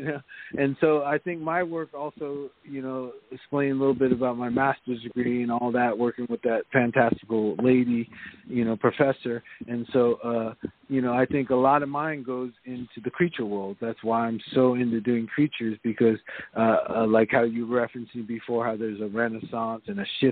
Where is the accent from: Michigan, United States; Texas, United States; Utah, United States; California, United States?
California, United States; I was raised in California, so I'm Japanese American